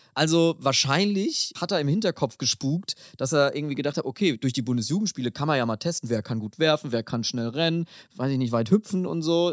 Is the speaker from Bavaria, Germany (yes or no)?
yes; Bavaria, Germany; in Bayern, wo ich herkomme